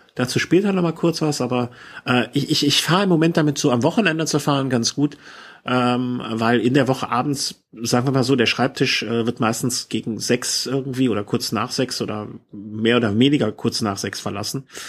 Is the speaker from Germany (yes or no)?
yes; Cologne, North Rhine-Westphalia, Germany; hier als Kölner